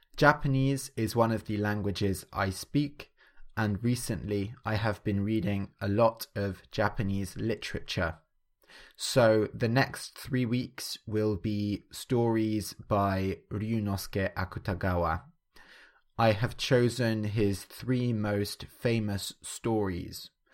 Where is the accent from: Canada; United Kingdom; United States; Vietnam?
United Kingdom; England; growing up in England, I grew up, uh, Christian.